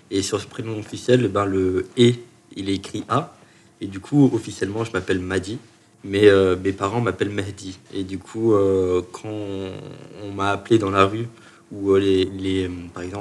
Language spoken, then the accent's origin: French; Chalon-sur-Saône, Bourgogne-Franche-Comté, France; Je suis né à Chalon-sur-Saône.